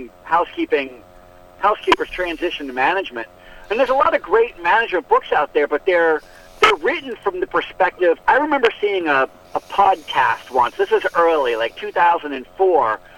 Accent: United States

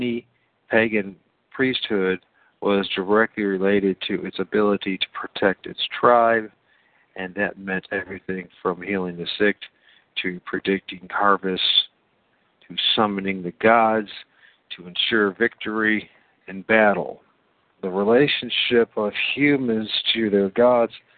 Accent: United States; I'm an American too

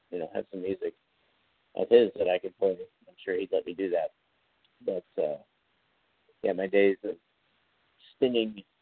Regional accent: Kansas City, United States; I'm from Kansas City.

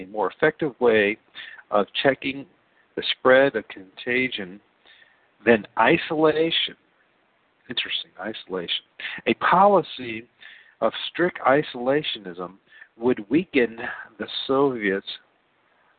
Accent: Ohio, United States; I'm a guy from Ohio

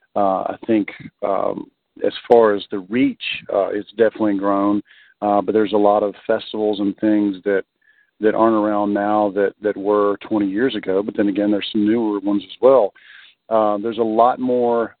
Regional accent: Alabama, United States; I'm originally from Alabama, so I grew up knowing about Muscle Shoals

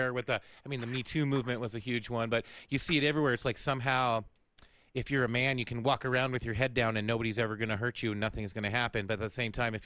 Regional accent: California, United States; I grew up in California

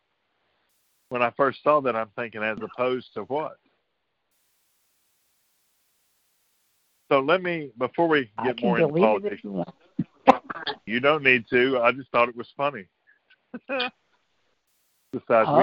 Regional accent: Tennessee, United States; my hometown is a place full of history, whether it's Civil War history, the lost state of Franklin, Davy Crockett's birthplace, any number of things is here.

